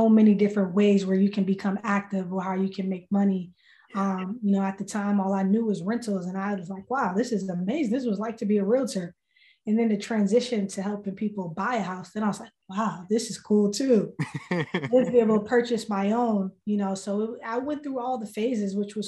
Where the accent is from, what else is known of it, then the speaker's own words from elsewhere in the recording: Boston, Massachusetts, United States; I'm born and raised in Boston